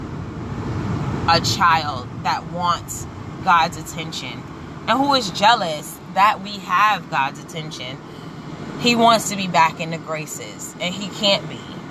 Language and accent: English; New York City, New York, United States; growing up in Brooklyn